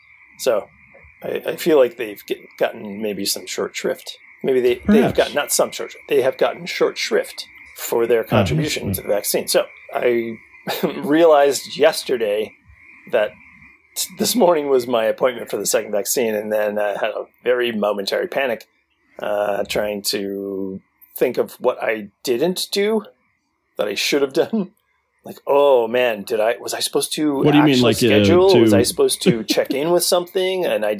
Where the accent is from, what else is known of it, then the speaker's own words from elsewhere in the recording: Cleveland, Oklahoma, United States; Hee-haw salutes my hometown of Cleveland, Oklahoma. Population 12,503.